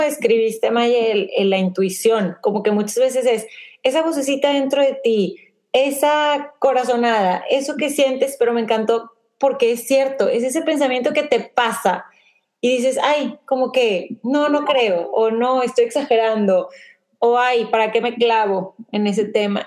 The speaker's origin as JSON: {"language": "Spanish", "country": "Mexico", "moved": "yes", "lives_now": "The Woodlands, United States", "said": "somos de México, pero vivimos en, Woodlands."}